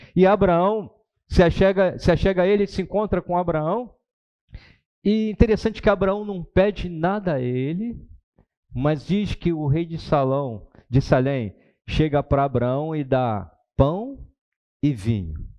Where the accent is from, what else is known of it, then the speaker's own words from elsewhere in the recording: Brazil; eu sou brasileiro, não sou nem judeu